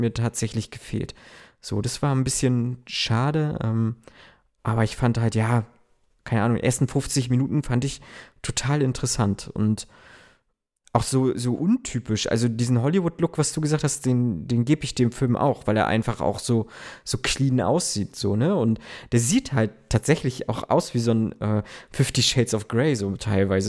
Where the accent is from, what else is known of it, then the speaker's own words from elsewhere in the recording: Germany; so wie ich, äh, aus so kleinen ländlichen Regionen kommt